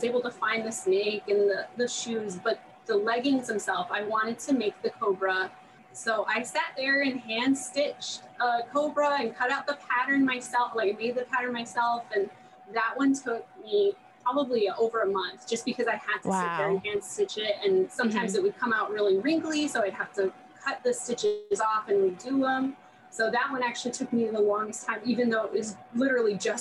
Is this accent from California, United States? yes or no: no; Texas, United States; I'm from Texas